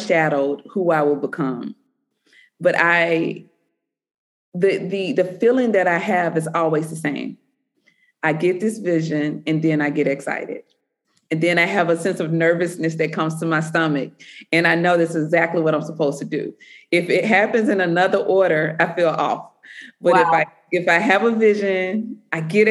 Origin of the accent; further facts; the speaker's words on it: the South, United States; being a Southerner